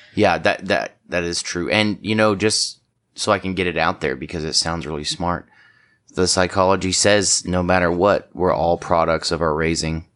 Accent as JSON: {"language": "English", "country": "United States", "said": "I'm from Washington"}